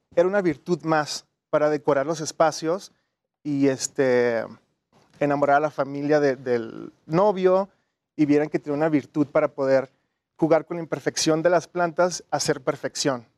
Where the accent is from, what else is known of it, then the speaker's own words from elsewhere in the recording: Tijuana, Baja California, Mexico; moved away as an adult; now in Mexico City, Mexico; Soy de Tijuana originalmente.